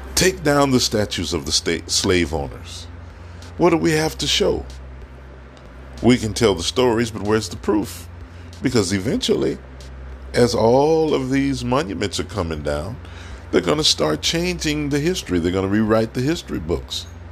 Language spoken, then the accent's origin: English; United States; accent: African American; I am African American.